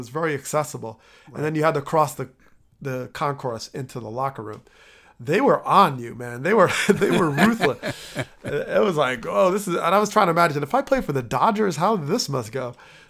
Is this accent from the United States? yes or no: yes; New Jersey, United States; my hometown team growing up in Jersey.